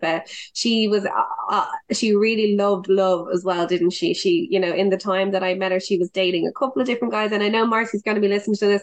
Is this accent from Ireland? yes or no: yes; Dublin, Leinster, Ireland; I was from Dublin